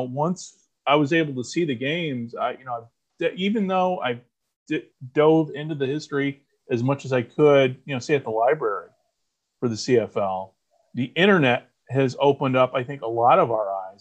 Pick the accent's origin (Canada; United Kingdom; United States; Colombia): United States; we grew up in the United States of America